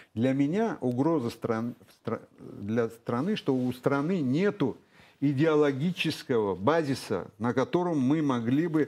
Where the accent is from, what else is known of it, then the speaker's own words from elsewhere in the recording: Russia; я родился в России